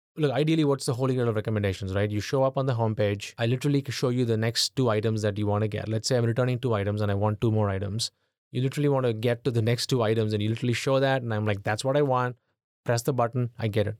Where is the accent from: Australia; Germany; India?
India; moved away as an adult; now in United States; I grew up in, in India in the eighties